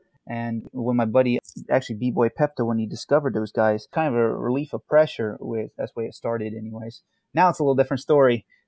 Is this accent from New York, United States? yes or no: yes; New York, United States; now in California, United States; when I came out to California from New York, I actually got mocked by some of the ballroom people out here